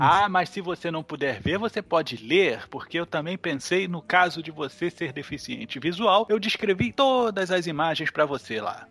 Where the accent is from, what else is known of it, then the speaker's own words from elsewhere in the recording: Brazil; como brasileiro que sou